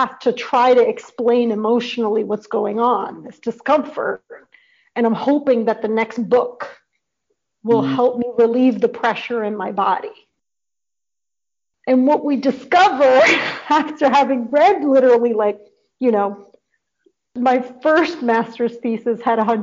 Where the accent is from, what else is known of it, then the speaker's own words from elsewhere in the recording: New York City, New York, United States; moved away; I grew up in the North Bronx